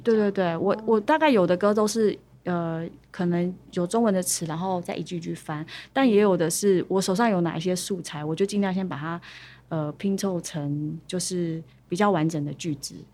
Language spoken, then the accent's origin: Chinese; Chunri, Pingtung County, Taiwan; 来自屏东县春日乡